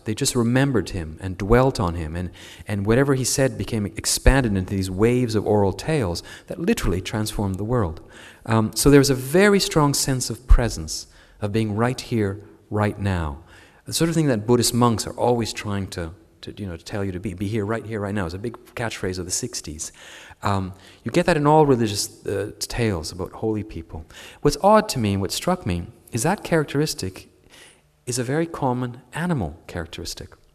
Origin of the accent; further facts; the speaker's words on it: Canada; as a Canadian